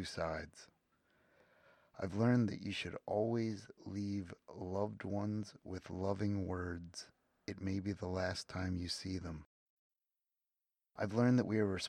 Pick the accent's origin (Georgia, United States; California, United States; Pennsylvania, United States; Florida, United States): Pennsylvania, United States; 45 minutes west of Philadelphia; I was born on City Line Avenue in Philadelphia, or on the edge of Philadelphia, on City Line Avenue. And I grew up 45 minutes west of Philadelphia, halfway between the city and Amish country